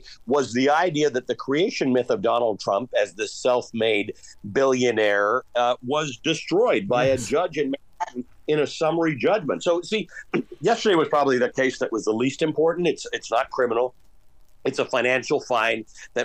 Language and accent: English; Canada; now in United States; I grew up in Canada